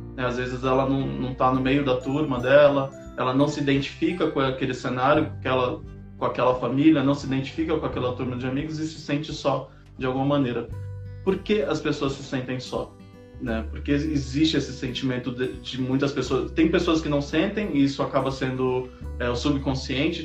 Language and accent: Portuguese; São Paulo, Brazil; sou de São Paulo, moro na Bela Vista